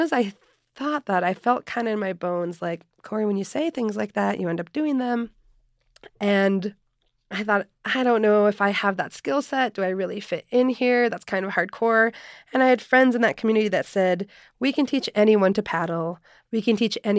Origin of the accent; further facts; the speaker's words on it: Minnesota, United States; also born or lived in Quito, Ecuador; Well, I was born in Quito in Ecuador, but I was adopted when I was 3 months old, and I grew up in Minnesota